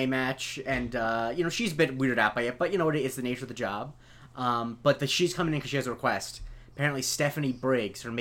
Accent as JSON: {"language": "English", "region": "Florida", "country": "United States", "tie": "born or raised there", "also_born_or_lived": "New York", "moved": "yes"}